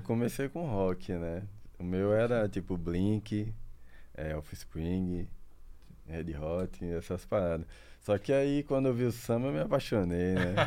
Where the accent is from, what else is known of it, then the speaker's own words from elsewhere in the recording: Aracaju, Sergipe, Brazil; also born or lived in Santa Catarina; nasci aqui em Aracaju. Mas minha família, meus pais são de Papiá